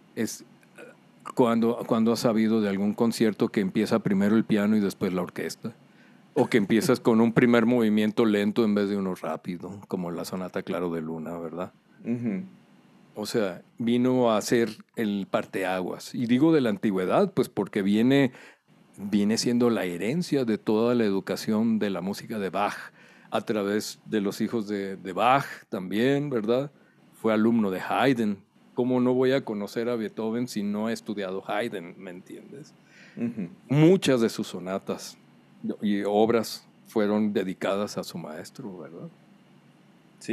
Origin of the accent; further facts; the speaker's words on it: Culiacán, Sinaloa, Mexico; Yo soy originario de Culiacán, Sinaloa